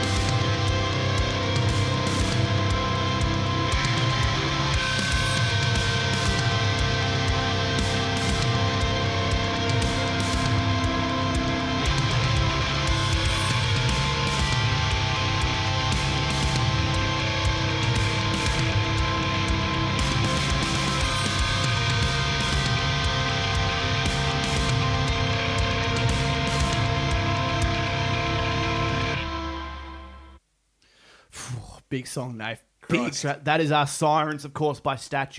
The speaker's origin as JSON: {"language": "English", "country": "Australia"}